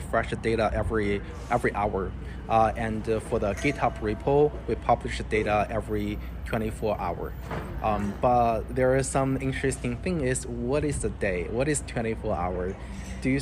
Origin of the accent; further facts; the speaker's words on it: China; now in United States; I'm originally come from China, so I have my friends and families, relatives, they live in China